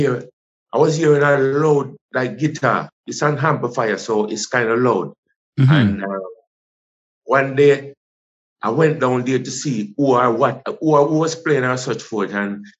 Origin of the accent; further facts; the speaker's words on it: rural St. Andrew, Saint Andrew, Jamaica; also born or lived in Kingston; I was born in Kingston, Jubilee. Yes. I grew up in with my grandmother in rural St. Andrew.